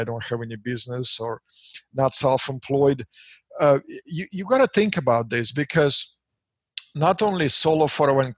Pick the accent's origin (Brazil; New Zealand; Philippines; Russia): Russia; English is a second language; moved away as an adult; now in United States; as you and your listeners can say by my accent, which will stick with me till my days, I'm immigrated in this beautiful country from Russia back in 1996. So it's just been 23 years for me. So I've been here a little over half of my life